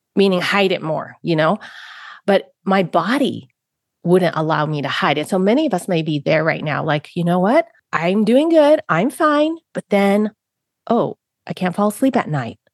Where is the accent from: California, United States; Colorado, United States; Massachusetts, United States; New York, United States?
California, United States; San Francisco; I grew up in San Francisco, Chinatown. I was born in San Francisco, Chinatown